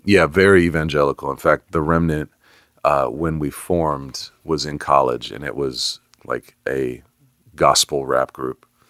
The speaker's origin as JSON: {"language": "English", "area": "Bay Area", "region": "California", "country": "United States", "tie": "born or raised there", "moved": "yes", "lives_now": "Atlanta, United States", "said": "I grew up in the Bay Area."}